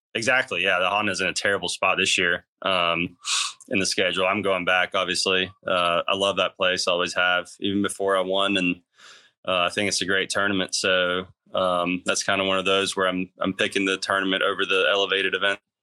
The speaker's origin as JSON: {"language": "English", "country": "Austria", "tie": "born or raised there", "also_born_or_lived": "Athens, Georgia", "moved": "yes", "said": "grew up being a, a bulldog in in Austria."}